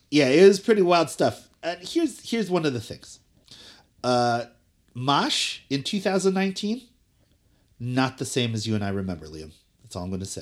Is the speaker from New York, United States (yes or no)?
no; Cherry Hill, New Jersey, United States; also born or lived in Elizabeth, New Jersey; I'm from Cherry Hill and, uh, you know, Philadelphia was always my home scene